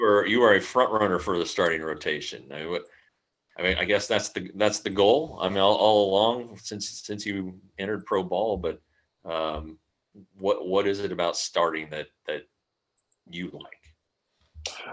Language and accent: English; Colorado, United States; now in Tarrant County, Texas, United States; I'm from Colorado, so I know snow